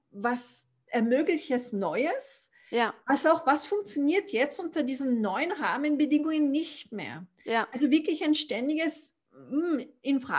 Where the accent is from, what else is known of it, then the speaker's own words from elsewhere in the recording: Austria; also born or lived in Africa; Zu mir, also ich bin Österreicher, bin schon in Österreich geboren, aber ich habe einen etwas bewegten Hintergrund, nachdem ich in Afrika aufgewachsen bin.